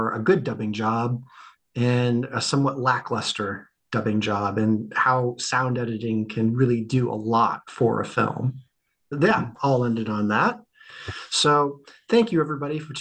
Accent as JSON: {"language": "English", "country": "United States", "moved": "yes", "lives_now": "United Kingdom", "said": "As the American, originally from America"}